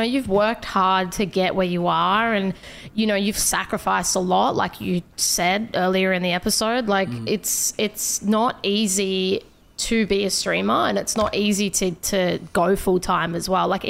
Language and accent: English; Australia; I'm Australian, so like it's the same here.